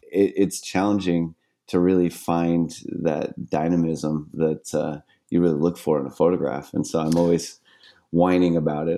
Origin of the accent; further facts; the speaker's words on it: San Diego, California, United States; also born or lived in Miami; I grew up here in San Diego, on the beautiful seascapes